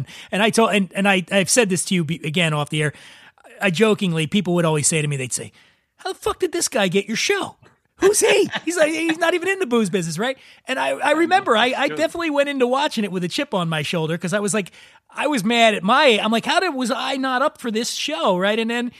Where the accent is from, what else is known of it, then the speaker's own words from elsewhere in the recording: Philadelphia, Pennsylvania, United States; where I'm from, I grew up in Northeast Philadelphia. It's very, very similar to where so everybody where I grew up was Italian and Irish.